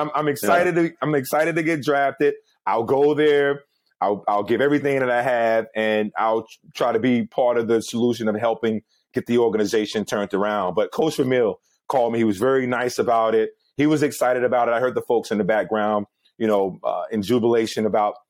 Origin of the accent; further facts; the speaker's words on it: Gibsonville, North Carolina, United States; I went back home to my hometown, Gibsonville, North Carolina